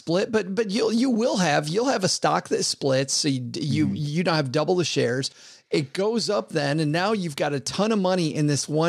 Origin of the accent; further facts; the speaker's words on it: Detroit, Michigan, United States; I'm from Detroit.